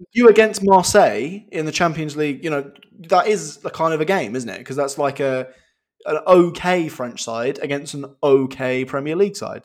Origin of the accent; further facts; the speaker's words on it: England, United Kingdom; we're both, we're both English, we're both English lads